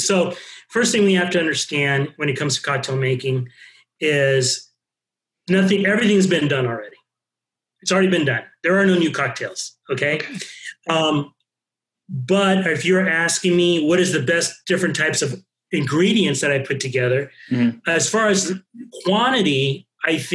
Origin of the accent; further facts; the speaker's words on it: Tucson, Arizona, United States; I'm originally from Tucson